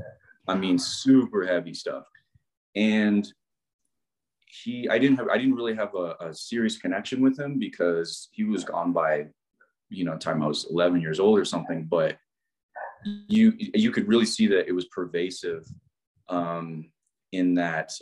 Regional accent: Midwest, United States; I'm from the Midwest.

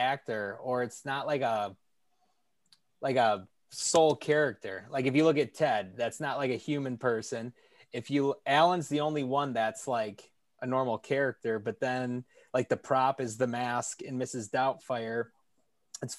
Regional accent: Tennessee, United States; I lived next to a Hooters in Tennessee

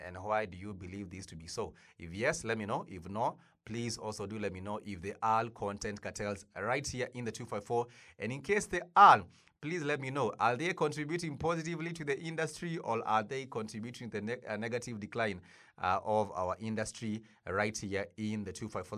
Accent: Kenya; us as a Kenyan people

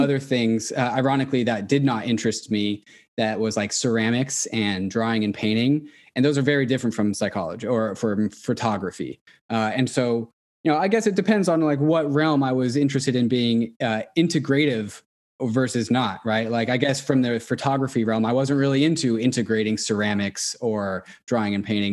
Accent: Seattle, Washington, United States; born or raised there; also born or lived in Orange

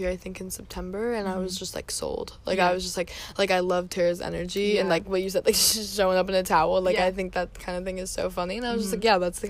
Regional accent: United States; I love where I grew up, and I'm happy that I got to grow up in America.

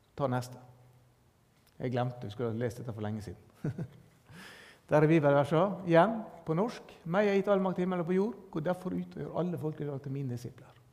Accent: Norway

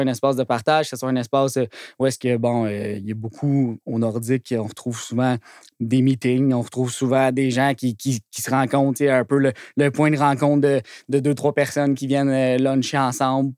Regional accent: Blainville, Quebec, Canada; je un petit gars de Blainville aussi à, la base. Là. Fait que c'était comme un parfait, euh, un parfait timing pour se réinstaller dans un petit commerce de ma ville natale

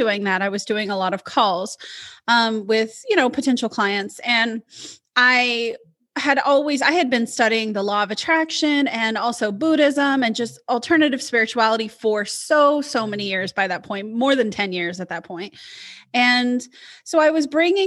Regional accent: Midwest, United States; moved away; also born or lived in Portland, Oregon; I'm from the Midwest. And so being the good Midwestern woman that I was

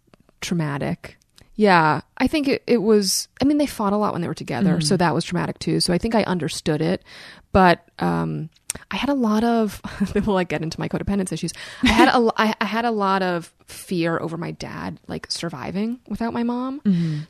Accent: New York City, New York, United States; I grew up in Brooklyn. Yeah. My parents are both visual artists.

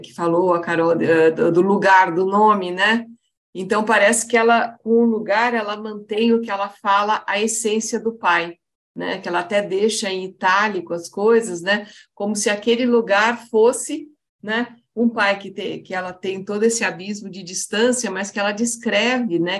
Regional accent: interior of São Paulo, Brazil; eu sou de São Paulo, do interior de São Paulo

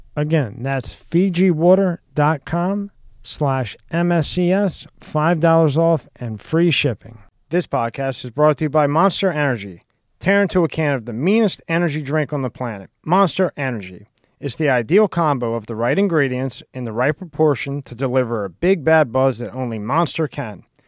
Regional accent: outside Philadelphia, Pennsylvania, United States; moved away; I grew up in Pennsylvania

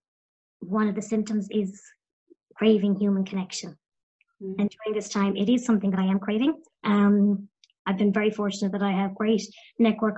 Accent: County Clare, Munster, Ireland; I'm from the west of Ireland as well. I'm from County Clare.

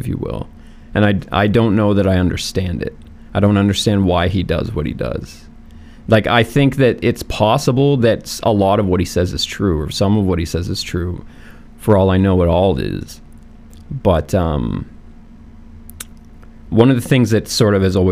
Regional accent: Canada; I am Canadian, so, you know, I love my Canadian roots

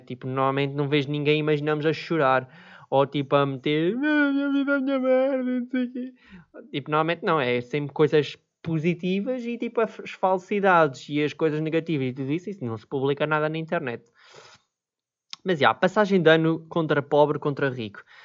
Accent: Viseu, Centro, Portugal; eu sou de Viseu

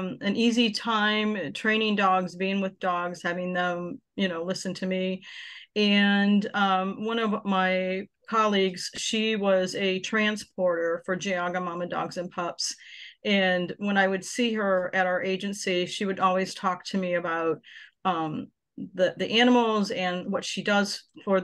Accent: Akron, Ohio, United States; I am originally from the Akron area

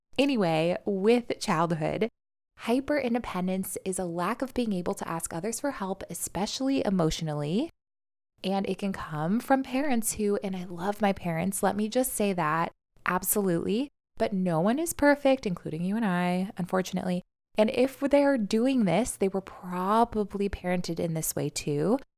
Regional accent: New York City, New York, United States; as a New Yorker

